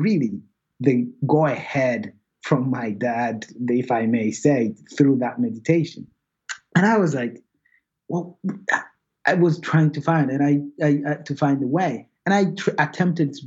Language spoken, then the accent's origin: English; Rwanda; born or raised there; moved away